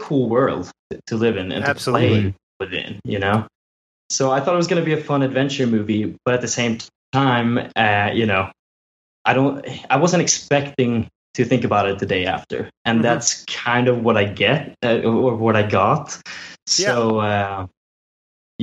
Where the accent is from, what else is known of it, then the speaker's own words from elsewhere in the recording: Sweden; now in San Diego, United States; I'm from Sweden. Oh, yeah, so I'm from Alicia Vikander's country